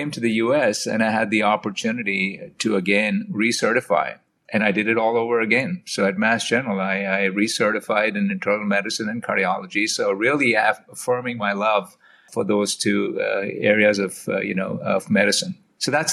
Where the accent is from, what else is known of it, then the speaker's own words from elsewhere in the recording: India; moved away as an adult; also born or lived in Oxford, United Kingdom; now in United States; I grew up in India. I did medical school in India